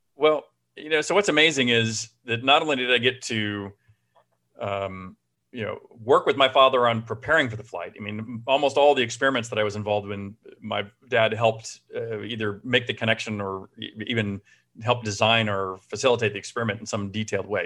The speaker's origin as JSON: {"language": "English", "town": "Houston", "region": "Texas", "country": "United States", "tie": "born or raised there", "also_born_or_lived": "Austin, Texas", "said": "I grew up in Houston"}